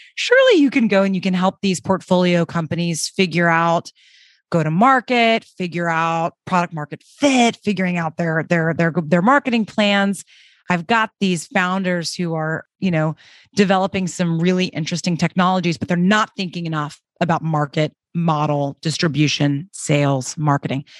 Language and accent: English; Birmingham, Alabama, United States; moved away as an adult; also born or lived in New York City / Paris; I grew up in Birmingham, Alabama, and after college, moved to New York City